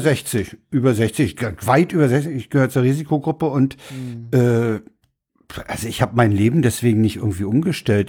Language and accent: German; Berlin, Germany; bei uns in Reinickendorf